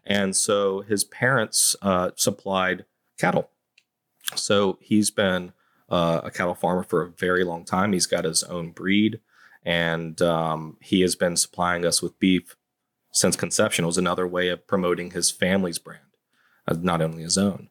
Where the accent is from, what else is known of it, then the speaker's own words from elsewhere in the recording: High Point, North Carolina, United States; now in Savannah, United States; I'm from High Point, North Carolina